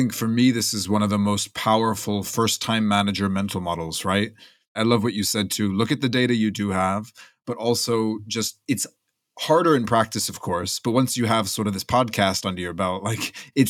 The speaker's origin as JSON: {"language": "English", "country": "United States", "said": "I'm American, so I grew up in these"}